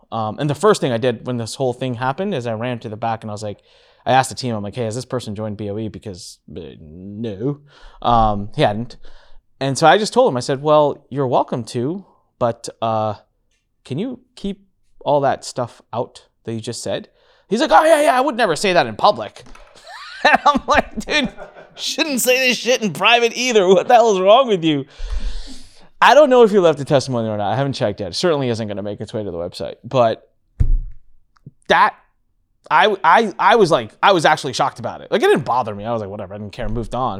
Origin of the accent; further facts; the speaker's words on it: India; I'm Indian, and so obviously I have a little bit of a, a head start advantage there, and I can speak the natural, like, speak the language